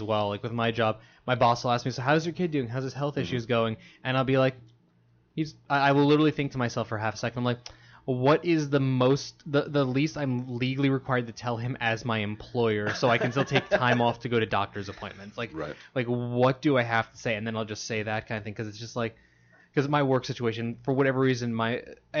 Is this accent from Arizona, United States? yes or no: no; New York, United States; moved away; also born or lived in Stamford, Connecticut; I grew up in New York